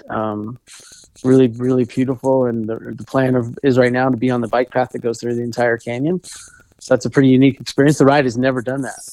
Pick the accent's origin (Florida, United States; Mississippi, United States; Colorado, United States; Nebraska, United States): Colorado, United States; Golden; also born or lived in Arvada, Colorado; I grew up in Golden, which is a little bit further west